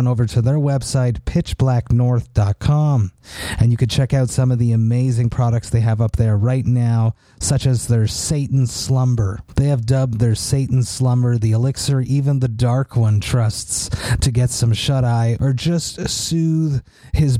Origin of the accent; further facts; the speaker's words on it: Montreal, Quebec, Canada; my hometown of Montreal